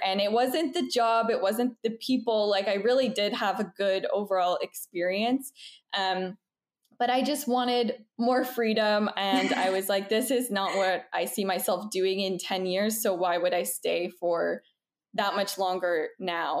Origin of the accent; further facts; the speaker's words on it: Toronto, Ontario, Canada; moved away as an adult; now in Montreal, Canada; I'm originally from Toronto, Canada, but we moved to Montreal, Quebec last year in October.